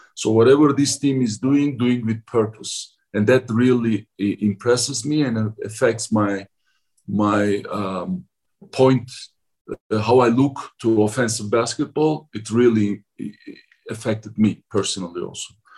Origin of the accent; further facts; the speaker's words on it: Ankara, Turkey; English is a second language; moved away as an adult; now in Salt Lake City, United States; my hometown Ankara is basically very very similar with uh, Salt Lake City.